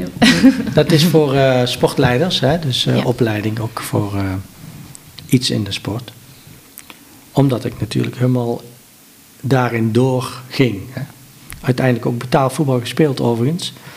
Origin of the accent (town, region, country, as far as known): Helmond, North Brabant, Netherlands